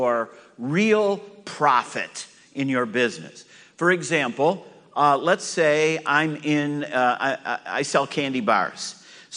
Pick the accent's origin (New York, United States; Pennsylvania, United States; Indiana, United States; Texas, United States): New York, United States; moved away; I'm from New York. I'm used to cold weather